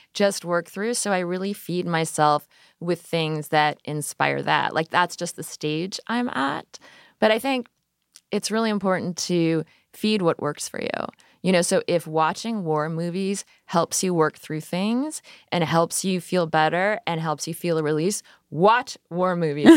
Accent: Midwest, United States; I grew up in the Midwest

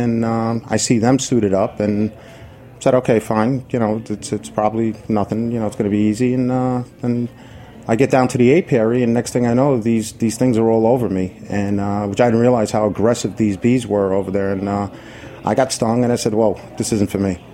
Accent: New York City, New York, United States; also born or lived in Jamaica, Queens / Woodhaven, Queens / Rego Park, Queens; I grew up in East New York, over Van Sicklin and Atlantic, and from there moved over to Jamaica and Woodhaven.

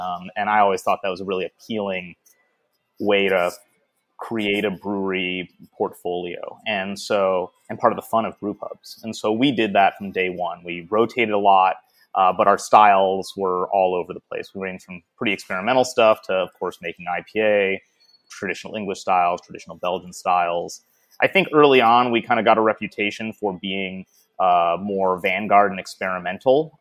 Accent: Detroit, Michigan, United States; moved away as an adult; now in Portland, United States; I am from Detroit, yeah. Uh, but I, I have not lived in Michigan for about, oh, 20 years now. Uh, I moved to Portland

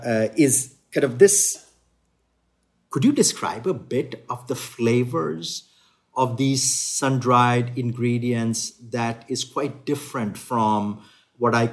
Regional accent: Odisha, India; moved away; We come from Odisha, which is a little further north of Tamil Nadu on the Indian Peninsula. But we migrated to various cities

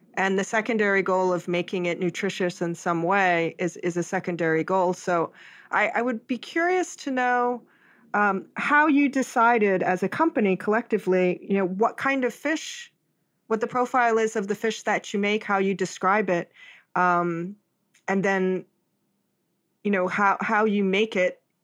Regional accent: Hawaii, United States; I'm from Hawaii, I was born and raised there

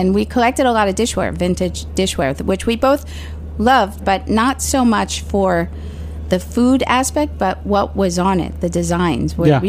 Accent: New York City, New York, United States; Well, I actually grew up in Staten Island, and it was all Italian.

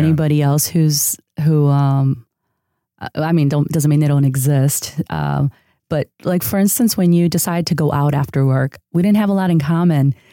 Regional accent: a city outside of Chicago, Illinois, United States; born or raised there; first language Spanish; English is a second language; moved away as an adult; also born or lived in San Diego, California; now in Los Angeles, United States

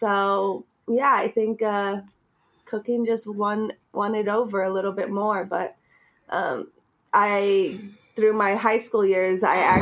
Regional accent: Los Angeles, California, United States; also born or lived in New York; I grew up in Highland Park

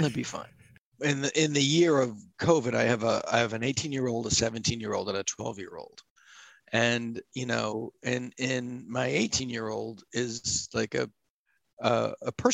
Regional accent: Massachusetts, United States; I am from Massachusetts

